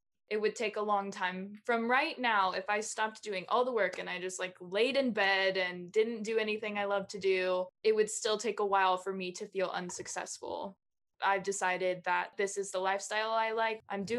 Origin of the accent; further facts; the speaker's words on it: Caldwell, United States; Well, I grew up in Caldwell and we never locked anything growing up.